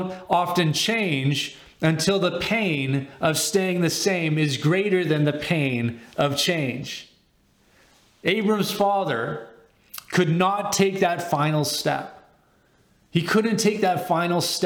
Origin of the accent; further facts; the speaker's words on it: Winnipeg, Manitoba, Canada; moved away as an adult; also born or lived in Dallas, Texas; I grew up in Winnipeg. My high school years from grade 8 to 12 were in Winnipeg